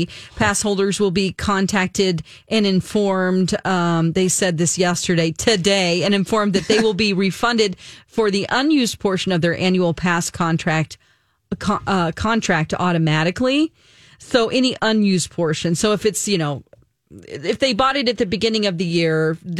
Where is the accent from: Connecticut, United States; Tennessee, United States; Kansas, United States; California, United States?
California, United States; Santa Ana; Yeah, I'm from Santa Ana, so not too far away from Anaheim, where Disneyland is.